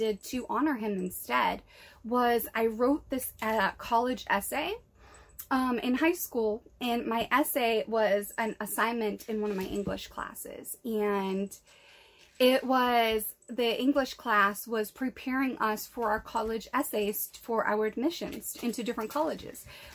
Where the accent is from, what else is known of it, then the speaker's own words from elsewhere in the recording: New England, United States; we're from New England.